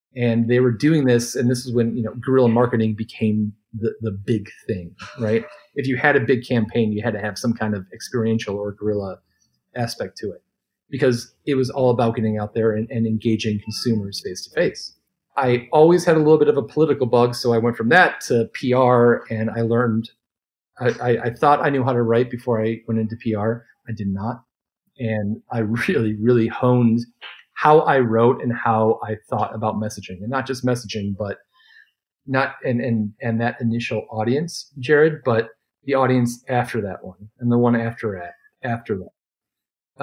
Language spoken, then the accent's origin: English; Detroit, Michigan, United States; I'm from Detroit